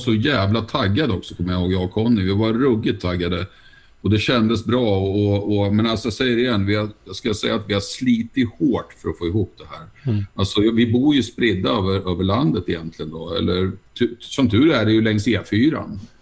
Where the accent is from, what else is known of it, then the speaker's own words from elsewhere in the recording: Nyköping, Södermanland, Sweden; hemma i Nyköping